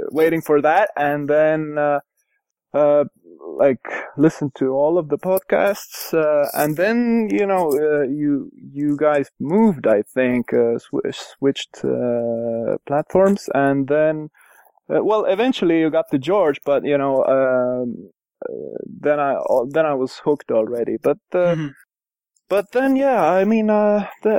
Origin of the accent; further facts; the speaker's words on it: Tallinn, Harju County, Estonia; I'm from Estonia, Tallinn